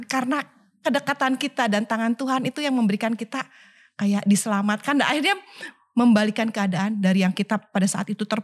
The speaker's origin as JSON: {"language": "Indonesian", "town": "Tasikmalaya", "region": "West Java", "country": "Indonesia", "tie": "born or raised there", "said": "masa kecil saya ya waktu di Tasik itu sebetulnya kami e, dari keluarga kurang mampu waktu itu."}